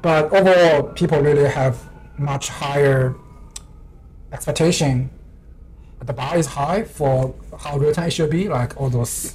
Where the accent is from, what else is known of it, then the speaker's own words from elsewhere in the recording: China; now in Vancouver, Canada; I'm coming from China